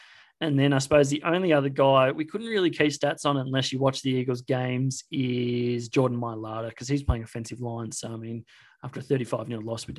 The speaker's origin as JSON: {"language": "English", "country": "Australia"}